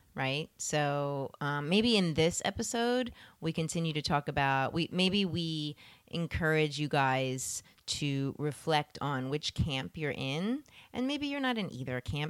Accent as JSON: {"language": "English", "town": "Philadelphia", "region": "Pennsylvania", "country": "United States", "tie": "born or raised there", "moved": "yes", "said": "I was born in Pennsylvania"}